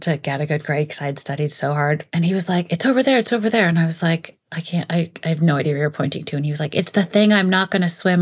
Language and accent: English; New York City, New York, United States; grew up in Brooklyn, but like not right on the water